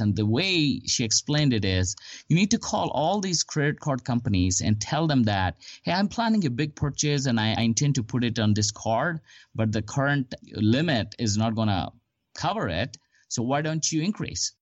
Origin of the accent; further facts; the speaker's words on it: India; moved away as an adult; also born or lived in Huntsville, Alabama / Houston / Bellevue, Washington; now in Dallas, United States; I came to United States. I'm originally from India. I came to United States in 2002 to pursue my master's degree